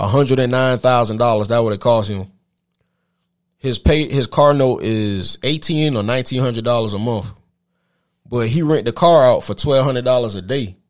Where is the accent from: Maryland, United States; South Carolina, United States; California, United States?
South Carolina, United States; moved away as an adult; also born or lived in Middle Georgia; now in Georgia, United States; I'm from South Carolina. I came to Middle Georgia.